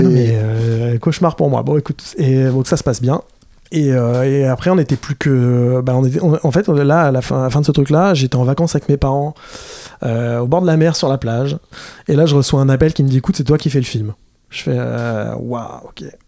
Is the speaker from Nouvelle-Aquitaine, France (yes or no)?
no; Fontainebleau, Île-de-France, France; je suis de Fontainebleau